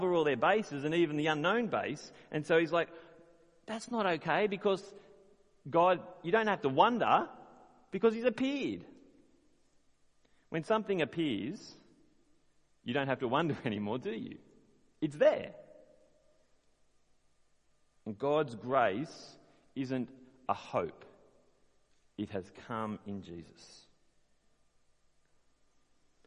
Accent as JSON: {"language": "English", "country": "Australia", "said": "As an Australian"}